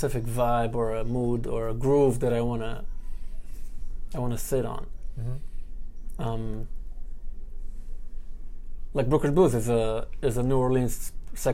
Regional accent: Ra'anana, Central District, Israel; moved away as an adult; now in New York City, United States; Close to Tel Aviv, in a city called Ra'anana

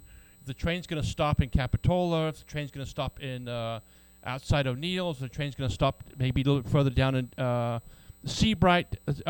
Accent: England, United Kingdom; moved away; I grew up in England. I grew up with trains.

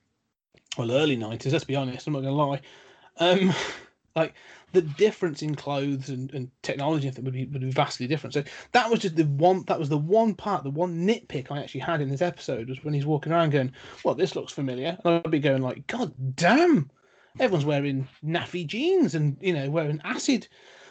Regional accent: United Kingdom; being a Brit

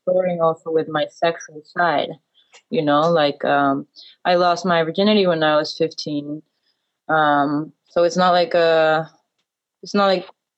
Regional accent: Ecuador; English is a second language; moved away as an adult; also born or lived in United States; now in Berlin, Germany; I always felt very out of place there, always. I had a very strong desire to leave

